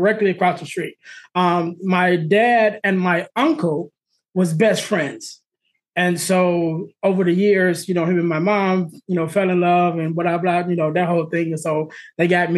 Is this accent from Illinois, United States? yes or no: yes; Illinois, United States; also born or lived in Arizona; We're in Illinois, and they decided to move from Illinois to Arizona. And we moved from Illinois to Arizona.